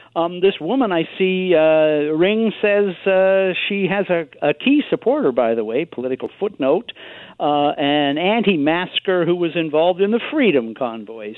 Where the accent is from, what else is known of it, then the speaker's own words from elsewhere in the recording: Victoria, British Columbia, Canada; my hometown here